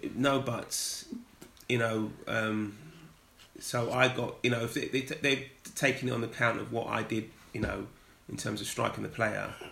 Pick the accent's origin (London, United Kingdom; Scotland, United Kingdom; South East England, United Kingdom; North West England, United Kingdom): London, United Kingdom; growing up in North London, um, going to school in North London